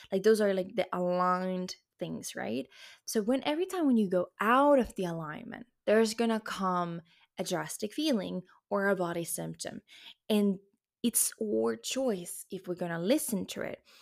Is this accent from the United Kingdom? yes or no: no; Luxembourg; now in Spain; I'm actually born in Luxembourg and French is my second language. I was in French kindergarten.